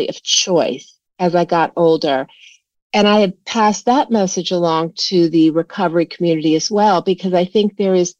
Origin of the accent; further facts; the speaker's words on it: Washington, District of Columbia, United States; I grew up in Washington, D.C.